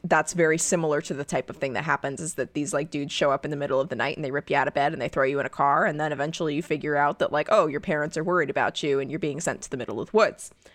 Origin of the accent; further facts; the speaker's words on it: United States; as an American